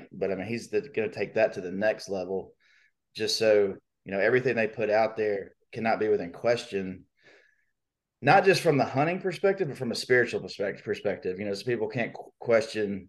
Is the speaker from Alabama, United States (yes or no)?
yes; Birmingham, Alabama, United States; I grew up in Birmingham. So I know every nook and cranny